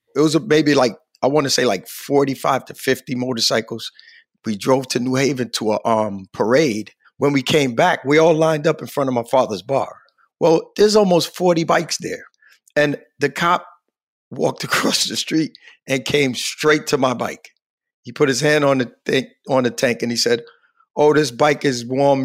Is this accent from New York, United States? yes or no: yes; New York City, New York, United States; moved away; also born or lived in Hartford, Connecticut; I was born in Queens, New York, raised in Queens.